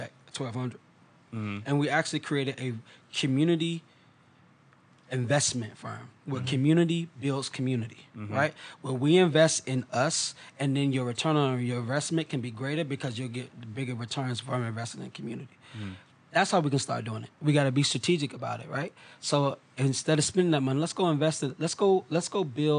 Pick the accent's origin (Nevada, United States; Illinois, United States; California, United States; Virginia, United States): Virginia, United States; Portsmouth; I'm from Prentice Park, right? Mm-hmm. My grandma still's on Evergreen Street. That's home for me.